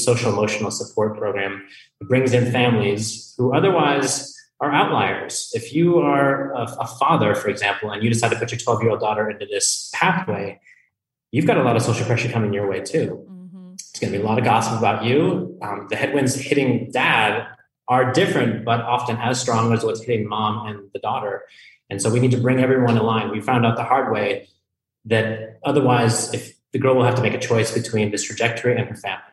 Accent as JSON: {"language": "English", "region": "Colorado", "country": "United States", "moved": "yes", "said": "I'm from Colorado"}